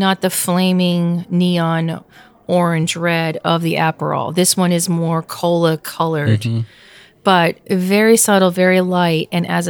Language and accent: English; Pennsylvania, United States; moved away; No, I'm saying that I'm from Pennsylvania